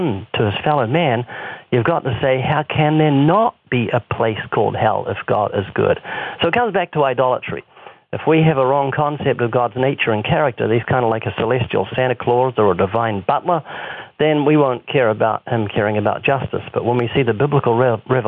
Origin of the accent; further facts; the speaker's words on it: New Zealand; moved away; 7,000 miles away, my home country in New Zealand